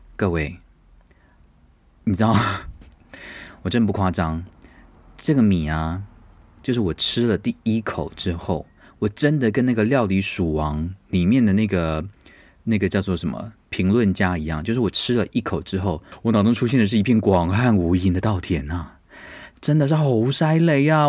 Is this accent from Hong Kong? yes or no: no; Taiwan; also born or lived in United States; 因为我是台湾人